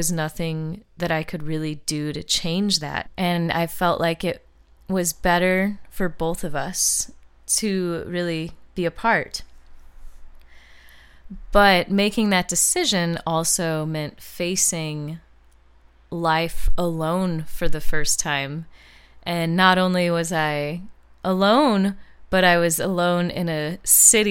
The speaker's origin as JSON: {"language": "English", "town": "St. Louis", "region": "Missouri", "country": "United States", "tie": "born or raised there", "moved": "as an adult", "lives_now": "Los Angeles, United States", "said": "moving from my hometown of St. Louis, Missouri, where I lived my whole life"}